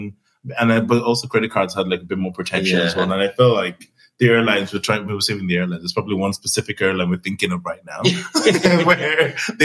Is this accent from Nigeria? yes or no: yes; Nigeria; now in United Kingdom; I grew up in Nigeria.